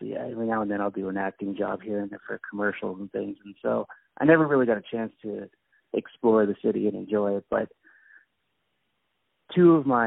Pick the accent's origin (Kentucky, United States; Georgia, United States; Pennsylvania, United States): Pennsylvania, United States; outside of Philadelphia; moved away as an adult; also born or lived in Hershey, Pennsylvania / Portland, Oregon; now in China; I was born just kind of outside of Philadelphia in Pennsylvania. I lived in Hershey, Pennsylvania for a while, where the chocolate is. And then I lived in Portland, Oregon for about 15 years